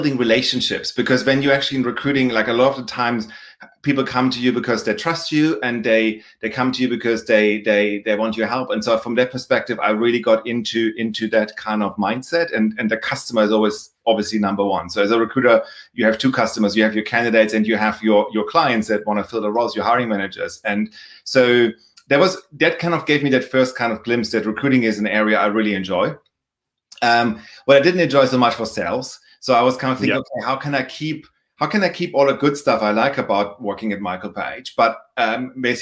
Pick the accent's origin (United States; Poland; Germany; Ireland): Germany; moved away; as anybody can probably tell by my accent, also by my last name, I'm from Germany originally. So I started my career there